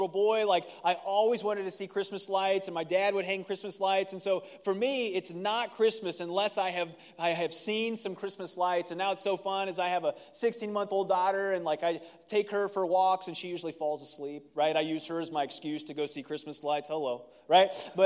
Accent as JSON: {"language": "English", "region": "Ohio", "country": "United States", "tie": "born or raised there", "moved": "yes", "said": "I grew up in Ohio, and tamales was not a tradition of ours"}